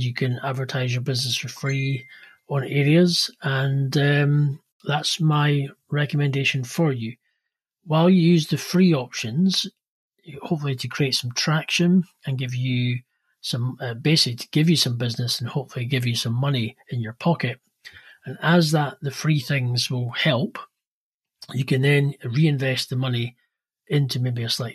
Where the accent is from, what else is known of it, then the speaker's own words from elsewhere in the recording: Edinburgh, Scotland, United Kingdom; from Edinburgh, Scotland.